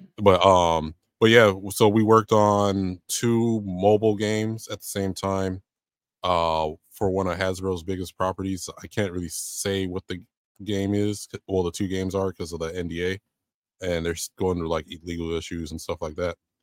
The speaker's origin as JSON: {"language": "English", "town": "San Diego", "region": "California", "country": "United States", "tie": "born or raised there", "moved": "as an adult", "lives_now": "Georgia, United States", "said": "born and raised in San Diego"}